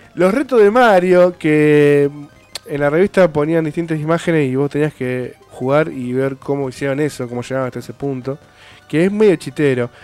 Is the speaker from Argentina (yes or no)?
yes; Argentina; nosotros somos de Argentina